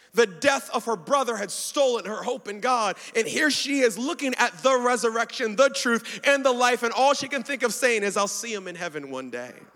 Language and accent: English; Baltimore, Maryland, United States; I was born in Baltimore, uh, so I'm American